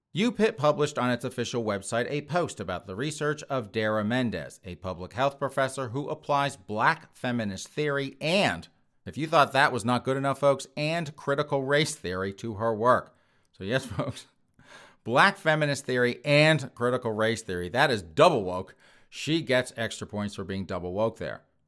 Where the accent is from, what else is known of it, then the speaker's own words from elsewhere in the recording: United States; being an American